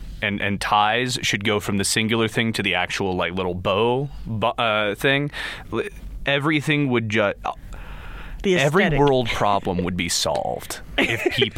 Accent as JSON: {"language": "English", "town": "Las Vegas", "region": "Nevada", "country": "United States", "moved": "yes", "lives_now": "Idaho, United States", "said": "I'm from Las Vegas"}